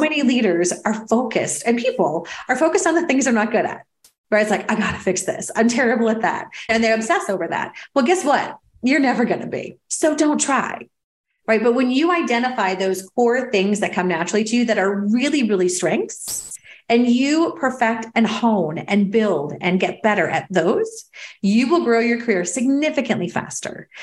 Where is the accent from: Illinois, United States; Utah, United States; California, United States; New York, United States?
New York, United States; New York City; I'm a New Yorker